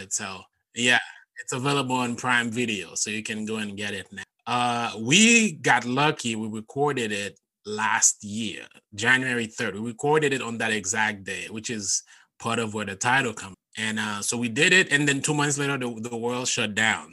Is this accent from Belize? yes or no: no; Haiti; English is a second language; moved away as an adult; now in United States; I grew up in Haiti and growing up in my culture, we did not have stand up comedy. So I moved to the US in 2008 for college